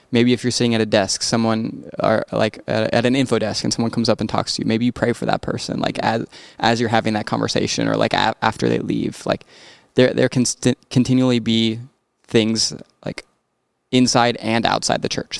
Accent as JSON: {"language": "English", "town": "Rapid City", "region": "South Dakota", "country": "United States", "tie": "born or raised there", "moved": "yes", "lives_now": "Brookings, United States", "said": "growing up in Rapid"}